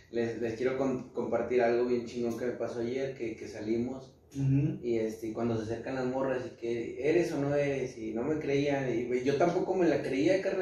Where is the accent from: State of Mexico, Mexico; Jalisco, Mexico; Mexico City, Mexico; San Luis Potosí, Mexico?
State of Mexico, Mexico; Naucalpan; also born or lived in Michoacán; eh, nació en nací en Naucalpan, nací en Ocalpa eh, unos años en, Michoacán, que es de donde pues también, o sea, soy, de donde es gran parte de mi familia de Michoacán.